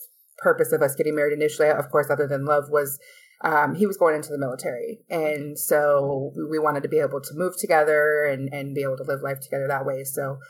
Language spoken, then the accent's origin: English; Alaska, United States; moved away as an adult; also born or lived in Las Vegas; now in Florida, United States; Yeah, I was actually in Alaska and born and raised in Alaska.